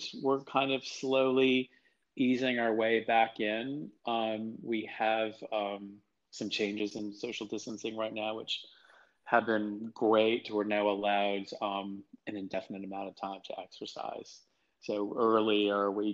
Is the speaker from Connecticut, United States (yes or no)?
yes; Norwalk, Connecticut, United States; I grew up in Connecticut. I grew up in a town called East Norwalk